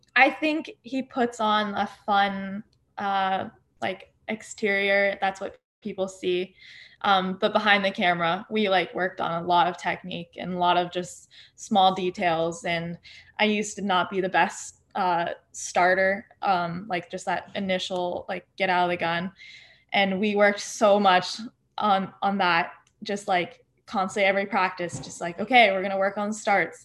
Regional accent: Park City, Utah, United States; I grew up in Park City, Utah

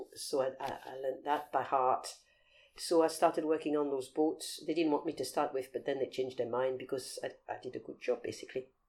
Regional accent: Paris, Île-de-France, France; also born or lived in Aberdeenshire, Scotland (family); now in London, United Kingdom; I was brought up in France. My mother is French, mm-hmm. so um, yes, I was raised in France

